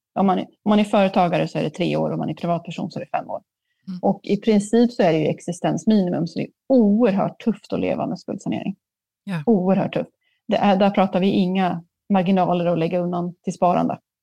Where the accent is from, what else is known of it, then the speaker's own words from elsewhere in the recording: Sweden; jag är ändå från Sverige